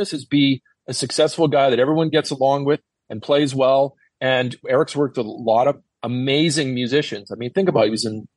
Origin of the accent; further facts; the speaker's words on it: Winnipeg, Manitoba, Canada; moved away as an adult; now in Los Angeles, United States; my hometown, from Winnipeg